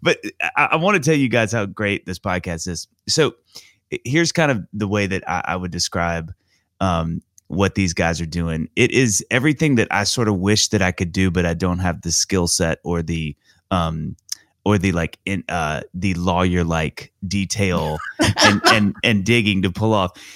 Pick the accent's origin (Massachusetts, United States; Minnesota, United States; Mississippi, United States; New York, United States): Mississippi, United States; I grew up in Mississippi